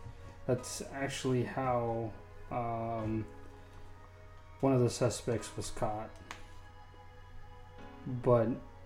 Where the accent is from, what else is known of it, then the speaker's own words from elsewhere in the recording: Oklahoma, United States; I mean, I'm originally from Oklahoma.